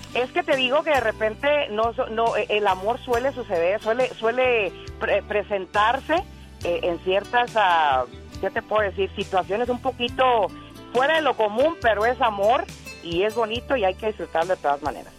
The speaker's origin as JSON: {"language": "Spanish", "region": "Michoacán", "country": "Mexico", "said": "como decimos allá en Michoacán"}